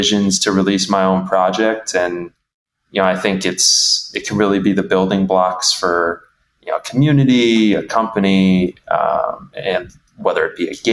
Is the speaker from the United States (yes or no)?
yes; Midwest, United States; I am from the Midwest. I am from the heartland of the U.S.